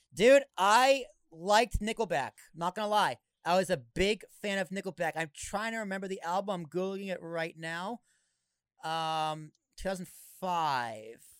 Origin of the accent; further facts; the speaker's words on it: Boston, Massachusetts, United States; I grew up in Boston